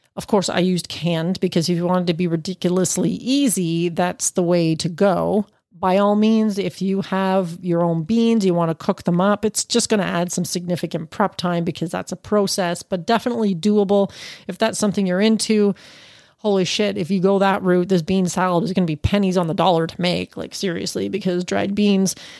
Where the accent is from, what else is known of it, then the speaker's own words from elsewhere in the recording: Canada; as a Canadian